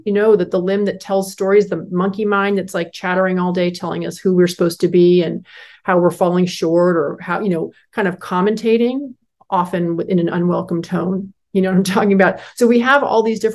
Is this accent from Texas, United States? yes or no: no; Northern California, United States; growing up in California, Northern California, those great redwood forests